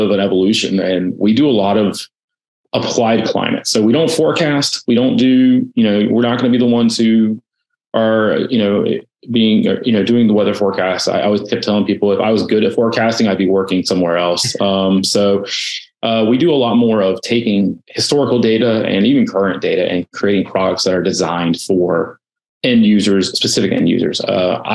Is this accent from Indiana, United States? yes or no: no; Raleigh, North Carolina, United States; I'm a North Carolina native. I was born and raised in Raleigh